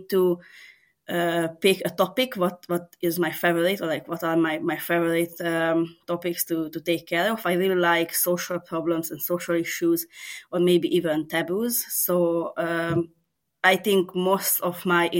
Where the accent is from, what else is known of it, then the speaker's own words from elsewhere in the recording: Serbia; first language Hungarian; English is a second language; I'm actually from Serbia, but I'm an ethnic minority. So I'm working mostly in my mother language, which is Hungarian